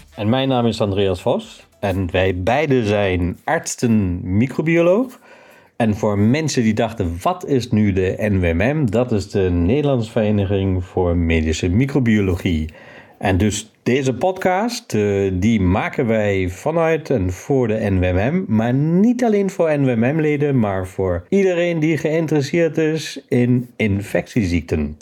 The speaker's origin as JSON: {"language": "Dutch", "country": "Germany", "accent": "German", "moved": "yes", "lives_now": "Netherlands"}